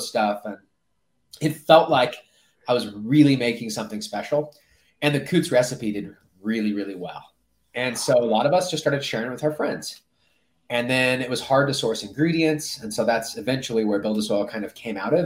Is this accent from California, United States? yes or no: yes; Orange County, California, United States; moved away as an adult; now in Colorado, United States; I grew up in Orange County